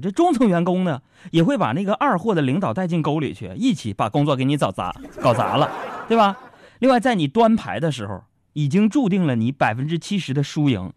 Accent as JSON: {"language": "Chinese", "region": "Northeast China", "country": "China", "said": "用我们东北话叫"}